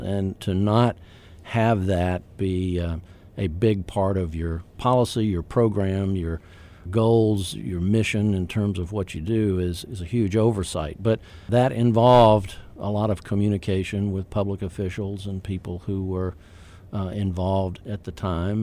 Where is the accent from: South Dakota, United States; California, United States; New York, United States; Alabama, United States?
Alabama, United States; Troy; moved away as an adult; also born or lived in Tallahassee, Florida; My hometown is, uh, Troy, Alabama, in the wiregrass part of Alabama